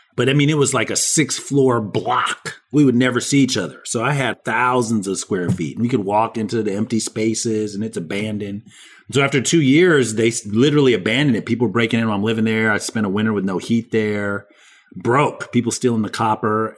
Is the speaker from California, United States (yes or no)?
yes; San Diego, California, United States; I grew up in San Diego, California